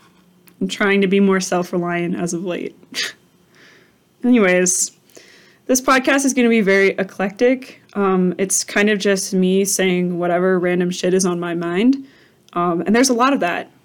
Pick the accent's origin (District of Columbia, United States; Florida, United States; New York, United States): District of Columbia, United States; Washington; moved away; I'm from Washington, D.C.